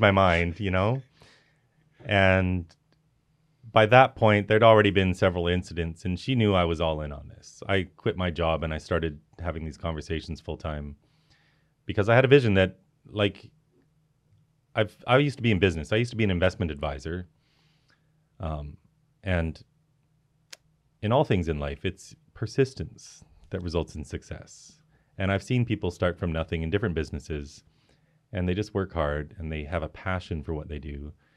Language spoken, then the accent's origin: English; Canada; I'm Canadian